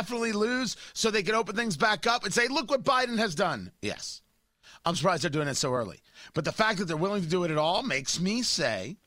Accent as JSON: {"language": "English", "country": "United States", "tie": "born or raised there", "also_born_or_lived": "Washington, D.C. / Los Angeles", "moved": "as an adult", "lives_now": "Indiana, United States", "said": "I grew up in New York, New Jersey"}